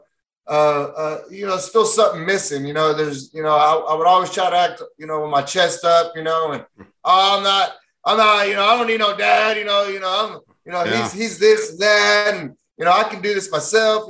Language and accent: English; Fort Worth, Texas, United States; born and raised in Texas, from Stockyards, Fort Worth, where the Wild West started